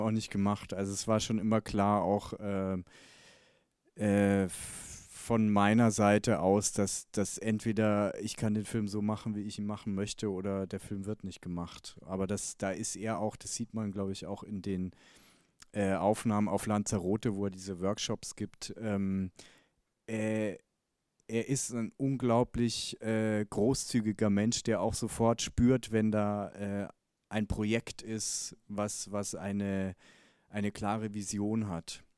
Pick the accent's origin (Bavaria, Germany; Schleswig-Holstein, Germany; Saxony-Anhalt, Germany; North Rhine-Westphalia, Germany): Bavaria, Germany; ich komme aus dem Nachbartal, wo er aufgewachsen ist, bin ich geboren worden und aufgewachsen.